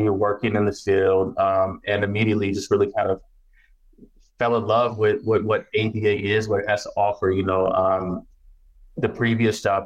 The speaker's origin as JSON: {"language": "English", "town": "Baton Rouge", "region": "Louisiana", "country": "United States", "tie": "born or raised there", "also_born_or_lived": "California", "moved": "yes", "said": "I'm Southern born. I was born in Baton Rouge, Louisiana. And we moved to California like in the late 80s. But I was still Southern raised, man."}